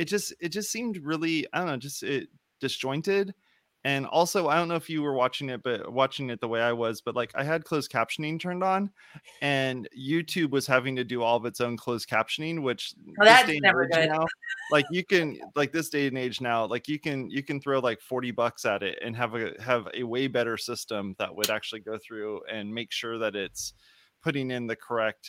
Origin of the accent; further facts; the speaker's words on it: Whittier, California, United States; I'm from Whittier, California.